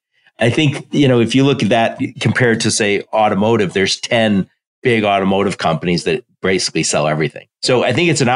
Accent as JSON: {"language": "English", "region": "Michigan", "country": "United States", "said": "Yeah, I'm being from Michigan, and I spent most of my career working in the Detroit supply base, automotive supply chain."}